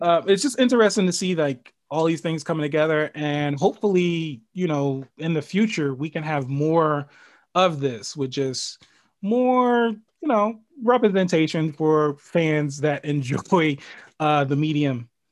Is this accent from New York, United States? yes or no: yes; New York City, New York, United States; moved away; I'm originally from the Bronx